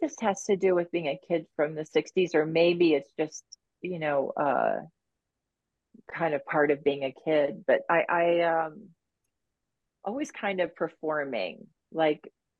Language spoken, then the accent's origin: English; Iowa, United States; Well, we didn't have very much money. So most of our trips or vacations were car trips.